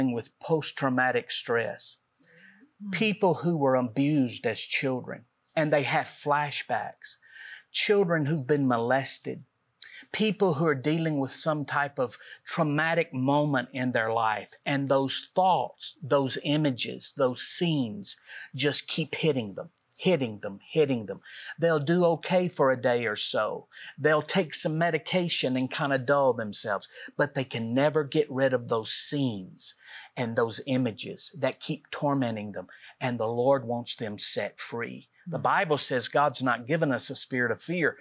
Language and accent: English; Middle Tennessee, United States; we're from Middle Tennessee